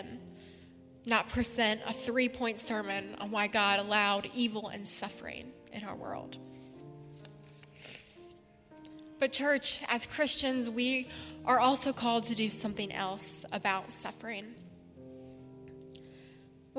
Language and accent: English; Spartanburg, South Carolina, United States; Spartanburg Regional, which is in my hometown